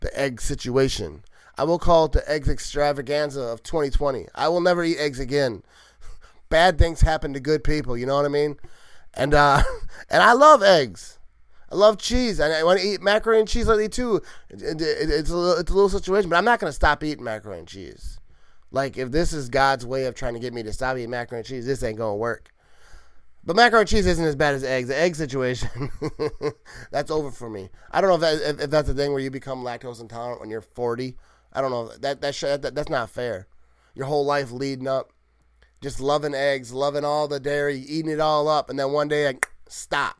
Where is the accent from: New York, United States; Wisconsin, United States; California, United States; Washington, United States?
Wisconsin, United States; I'm born and raised in Wisconsin. I love Wisconsin. Love living here.